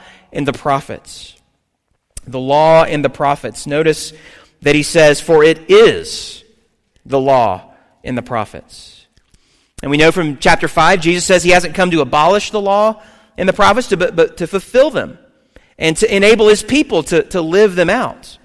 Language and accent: English; the South, United States; I grew up in the South